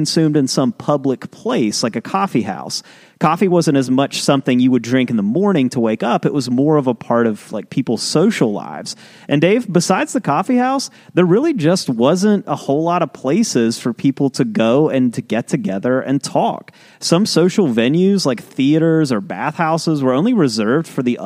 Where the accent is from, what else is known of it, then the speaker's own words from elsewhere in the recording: West Virginia, United States; We're from West Virginia.